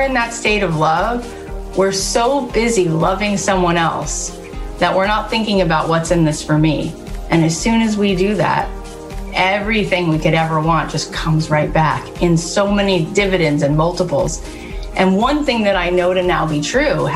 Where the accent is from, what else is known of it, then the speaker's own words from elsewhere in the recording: Long Island, New York, United States; growing up on Long Island